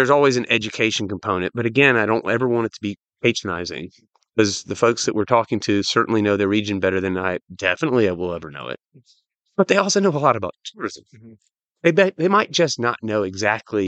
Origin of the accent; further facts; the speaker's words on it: United States; I'm an American